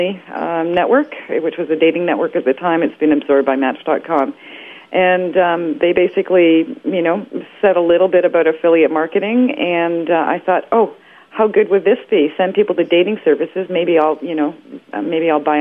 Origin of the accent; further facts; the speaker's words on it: Toronto, Ontario, Canada; moved away; also born or lived in Calgary; I'm from Toronto originally, so I was working in Canada as an air traffic controller in Calgary